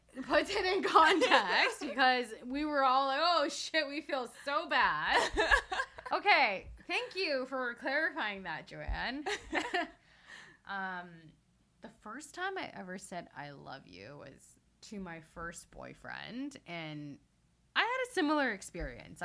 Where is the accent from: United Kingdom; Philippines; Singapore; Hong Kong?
Hong Kong; I was born in Hong Kong